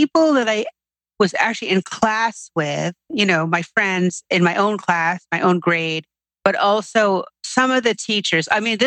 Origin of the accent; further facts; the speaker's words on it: New York City, New York, United States; I grew up here in New York City, and I'm still living here in New York City